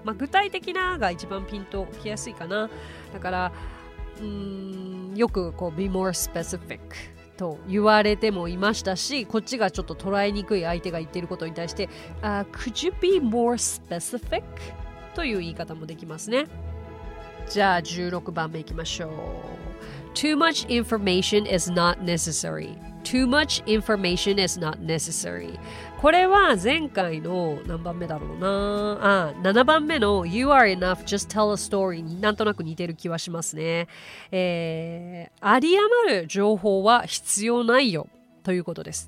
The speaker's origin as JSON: {"language": "Japanese", "country": "Japan", "also_born_or_lived": "United States", "said": "I'm from Japan"}